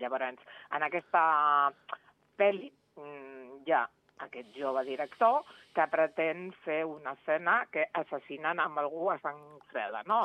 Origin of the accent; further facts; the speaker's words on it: Reus, Catalonia, Spain; now in Andorra; jo sóc de Reus